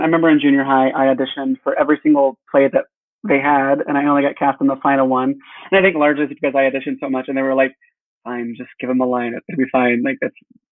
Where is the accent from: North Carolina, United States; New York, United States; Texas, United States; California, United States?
Texas, United States; I'm from a small town in Texas.